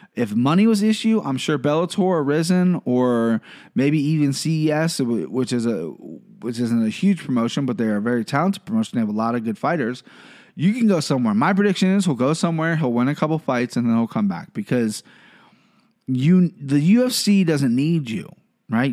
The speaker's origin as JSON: {"language": "English", "region": "Ohio", "country": "United States", "said": "I'm from Ohio, live in Cincinnati"}